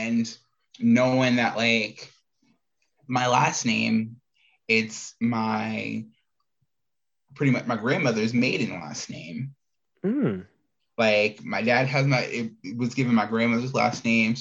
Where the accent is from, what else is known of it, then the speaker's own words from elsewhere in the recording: Indiana, United States; now in Arizona, United States; growing up in Indiana, then leave Indiana and run into Arizona, and I've been here ever since